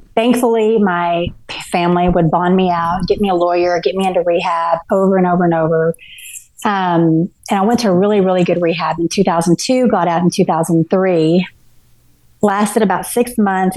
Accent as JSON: {"language": "English", "town": "Garland", "region": "Texas", "country": "United States", "tie": "born or raised there", "also_born_or_lived": "Dallas, Texas / Mesquite, Texas", "said": "I grew up, I was born in Dallas and um, was pretty much raised in Garland, Texas"}